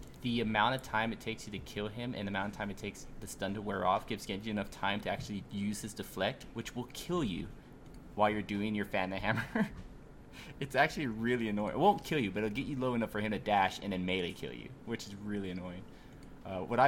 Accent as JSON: {"language": "English", "region": "Texas", "country": "United States", "said": "I'm from Texas"}